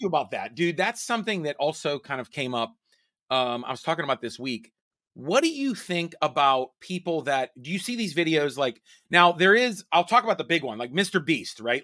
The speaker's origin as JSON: {"language": "English", "town": "Pittsburgh", "region": "Pennsylvania", "country": "United States", "tie": "born or raised there", "said": "in my hometown"}